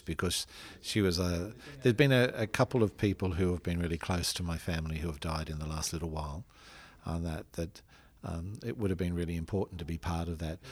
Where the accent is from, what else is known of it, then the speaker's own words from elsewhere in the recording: Australia; as an Australian man and as an Australian priest